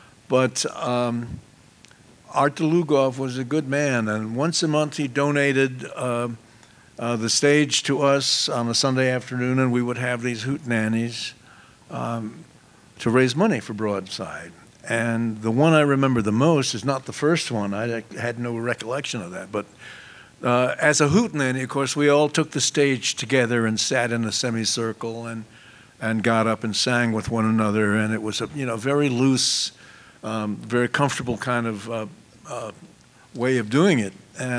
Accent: Oklahoma, United States; moved away as an adult; also born or lived in Greenwich Village, New York; I grew up in Oklahoma and went to the university

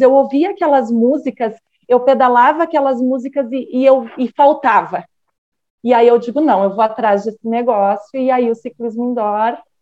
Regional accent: Vacaria, Rio Grande do Sul, Brazil; moro, sou gaúcha, Vacaria, Rio Grande do Sul, uma cidadezinha um pouco fria

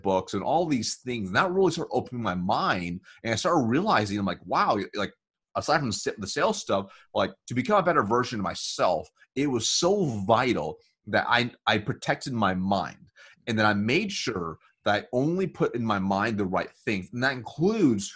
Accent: United States; So growing up, we were really poor, and I was born in America.

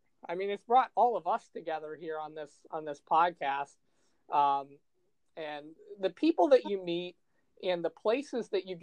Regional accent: Fort Wayne, Indiana, United States; I'm from Fort Wayne, Indiana

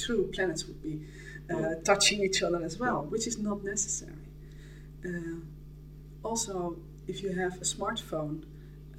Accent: Netherlands; I'm Dutch

